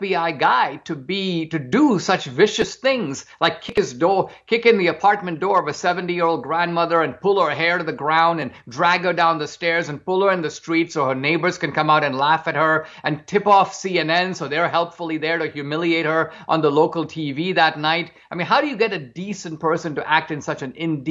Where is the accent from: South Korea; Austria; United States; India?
India; outside of Bombay, Maharashtra; I grew up in India in a middle class family outside of Bombay